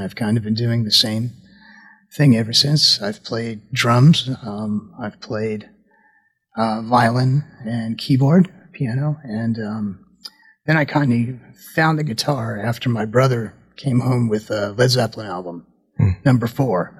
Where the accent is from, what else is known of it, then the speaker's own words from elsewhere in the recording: New Jersey, United States; I'm from New Jersey in a, in a, small suburb of New York